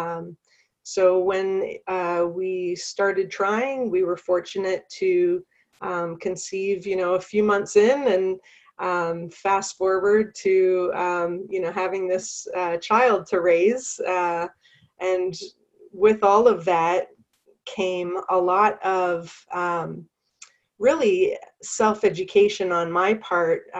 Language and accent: English; Canada; accent: Canadian; now in North Carolina, United States; I am originally from Canada. So if you hear a Canadian accent, that's why. Um, but I currently live in North Carolina